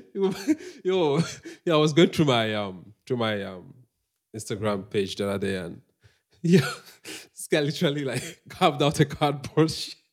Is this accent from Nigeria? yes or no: yes; Nnewi, Anambra, Nigeria; moved away; I'm from Anambra State, Nigeria